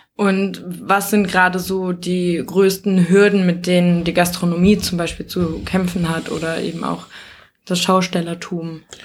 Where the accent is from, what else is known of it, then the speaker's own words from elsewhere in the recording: Nordheim, Germany; aus Nordheim, wo ich herkomme